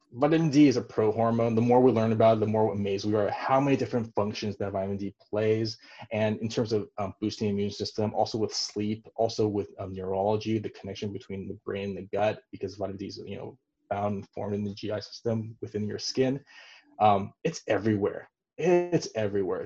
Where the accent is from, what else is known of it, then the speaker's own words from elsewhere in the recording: Taiwan; moved away; where I was born in Taiwan